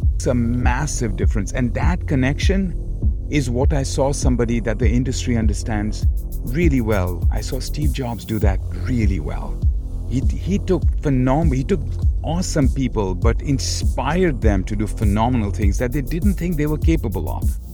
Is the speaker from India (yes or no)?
yes; Kolkata, West Bengal, India; moved away as an adult; now in United States; Born and brought up in Calcutta